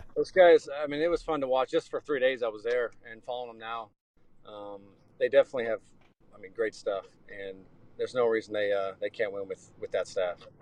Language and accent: English; Seattle, Washington, United States; moved away; I grew up in Seattle